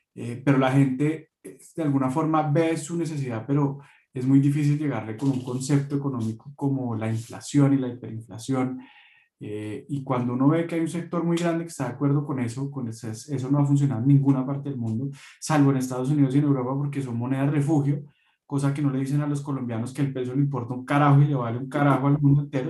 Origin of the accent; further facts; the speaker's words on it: Venezuela; now in Chile; soy venezolana con nacionalidad colombiana, residente chilena hace varios años